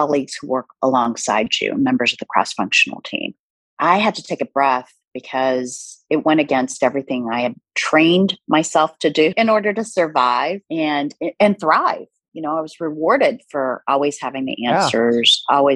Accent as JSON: {"language": "English", "country": "United States", "tie": "born or raised there", "also_born_or_lived": "South Korea", "first_language": "Korean", "second_language": "English", "said": "I immigrated to the States when I was 2.5 years old"}